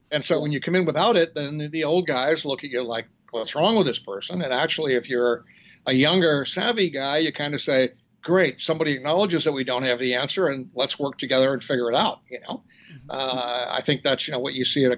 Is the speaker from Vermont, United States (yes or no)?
yes; Vermont, United States; now in New Orleans, United States; I grew up in Vermont